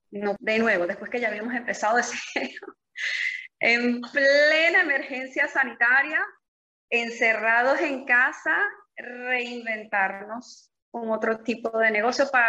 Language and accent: Spanish; Venezuela; moved away as an adult; now in Italy; venezolana, me dedicaba en Venezuela al diseño de modas, tenía una empresa, tenía una fábrica de carteras